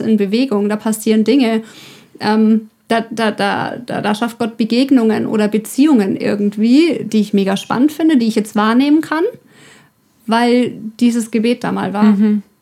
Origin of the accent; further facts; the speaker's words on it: Ore Mountains, Saxony, Germany; ich komme aus dem Erzgebirge